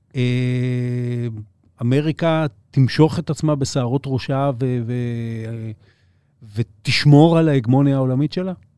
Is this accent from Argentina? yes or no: no; Israel